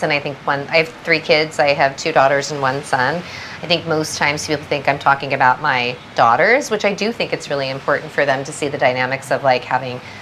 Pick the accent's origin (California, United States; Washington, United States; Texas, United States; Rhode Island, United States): California, United States; Southern; I was born in America. I was raised predominantly in Southern California.